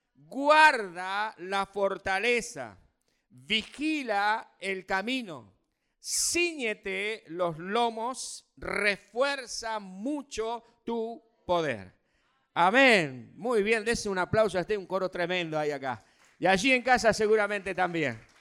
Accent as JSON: {"language": "Spanish", "country": "Argentina", "said": "como somos argentinos"}